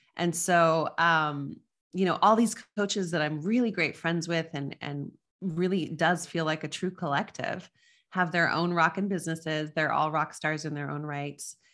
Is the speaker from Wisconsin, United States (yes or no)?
no; Las Cruces, New Mexico, United States; moved away; I grew up in Las Cruces, New Mexico, which is on the border near El Paso, Texas.